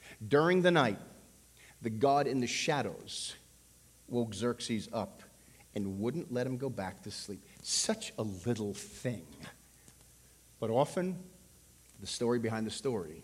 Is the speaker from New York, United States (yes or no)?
yes; Levittown, New York, United States; I grew up on Long Island. I went to school in Levittown.